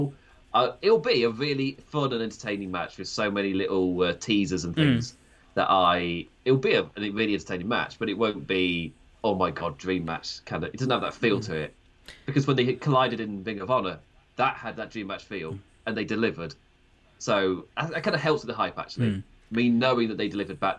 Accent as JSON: {"language": "English", "area": "Nottinghamshire", "region": "East Midlands", "country": "United Kingdom", "accent": "Nottinghamshire", "said": "my Nottinghamshire accent"}